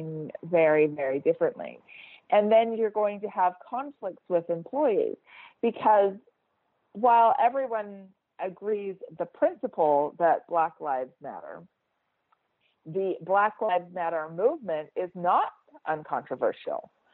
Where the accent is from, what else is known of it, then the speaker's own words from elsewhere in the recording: United States; moved away as an adult; now in Switzerland; I'm an American, I live in Switzerland